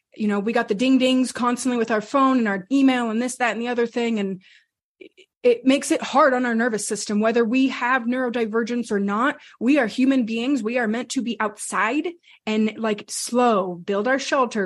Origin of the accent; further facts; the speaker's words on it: New Mexico, United States; We grew up, my, my brother and I, we grew up in New Mexico